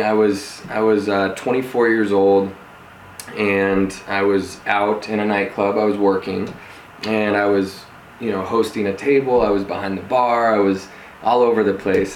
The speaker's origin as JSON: {"language": "English", "town": "Denver", "region": "Colorado", "country": "United States", "tie": "born or raised there", "also_born_or_lived": "Santa Barbara / Los Angeles", "said": "I'm um, born and raised in Denver, Colorado."}